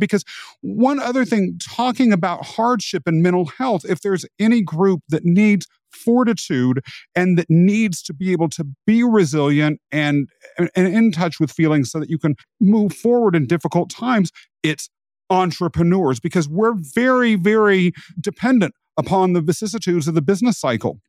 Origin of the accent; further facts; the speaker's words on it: rural Kansas, United States; I was raised in rural America